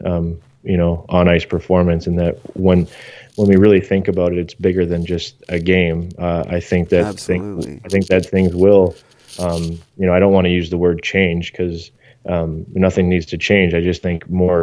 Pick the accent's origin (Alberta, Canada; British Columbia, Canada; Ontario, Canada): British Columbia, Canada; Port Coquitlam; growing up in Poco playing street hockey at a tennis court